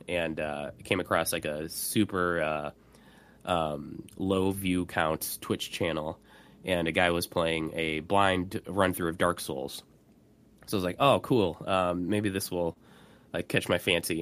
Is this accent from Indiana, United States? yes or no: yes; Indianapolis, Indiana, United States; my hometown, Indianapolis